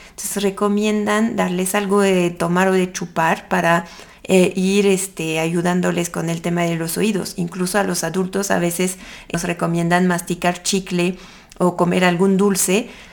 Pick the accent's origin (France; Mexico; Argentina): France; accent: French; Spanish is a second language; moved away; Yo soy francesa, como tal vez lo pueden escuchar con mi acento